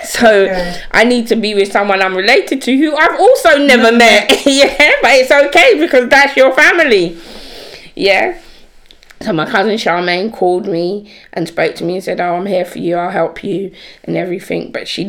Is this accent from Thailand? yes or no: no; England, United Kingdom; I explained to them that I'm here, I'm from England.